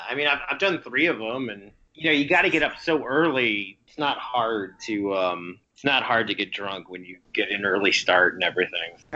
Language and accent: English; Chicago, Illinois, United States; my hometown